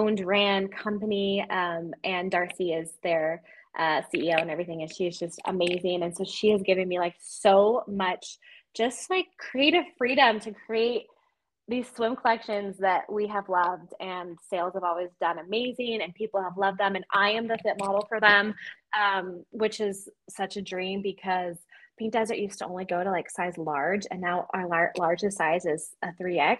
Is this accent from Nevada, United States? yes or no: yes; Las Vegas, Nevada, United States; I was born and raised in Vegas